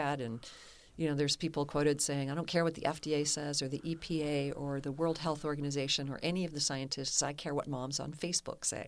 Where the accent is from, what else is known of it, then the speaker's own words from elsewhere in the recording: Kentucky, United States; moved away; also born or lived in Amsterdam, Netherlands / San Francisco; I'm from Kentucky